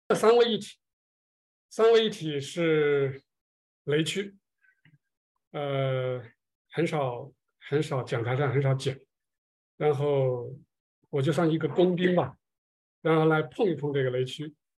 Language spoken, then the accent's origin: Chinese; China; 我们中国人